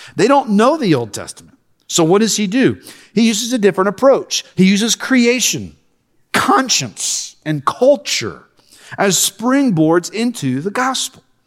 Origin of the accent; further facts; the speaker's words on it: Lexington, Kentucky, United States; moved away as an adult; now in Alabama, United States; I'm born and raised in Lexington.